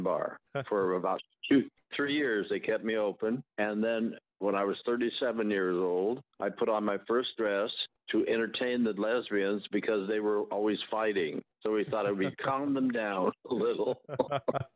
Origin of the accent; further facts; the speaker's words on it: Portland, Oregon, United States; I was born in Portland. I grew up in Linton. That's a little suburb of Portland, a small little mill town.